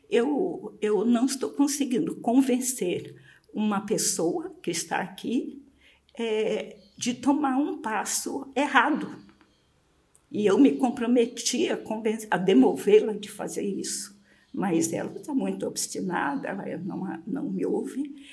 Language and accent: Portuguese; Maranhão, Brazil; moved away as an adult; Eu saí do Maranhão para São Paulo movida mais do que por um convite para trabalhar com literatura, que era a minha paixão, a minha formação em letras.